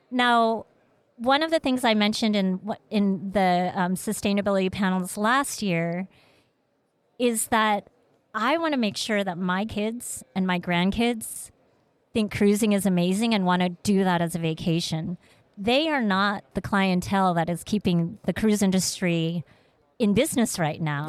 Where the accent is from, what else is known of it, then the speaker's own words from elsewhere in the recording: Vietnam; moved away; also born or lived in Malaysia / Seattle; I was born in Vietnam, and we were a refugee family